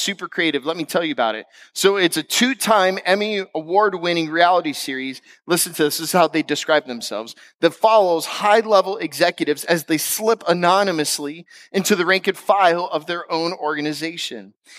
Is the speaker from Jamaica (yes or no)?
no; Florida, United States; also born or lived in West Coast; I'm from West Coast. I'm from Florida.